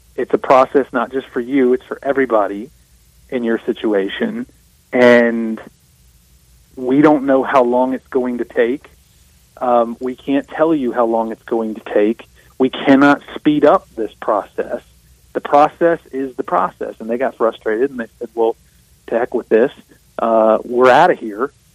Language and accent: English; South Mississippi, United States; I'm from South Mississippi